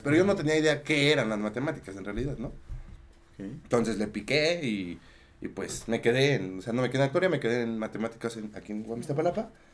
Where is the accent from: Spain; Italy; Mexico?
Mexico; Mexico City; yo soy de Tlalpan